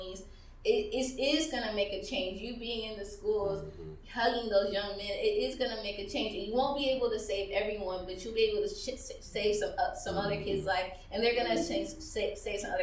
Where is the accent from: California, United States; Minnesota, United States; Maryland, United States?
Maryland, United States; I grew up in Maryland, where we're at right now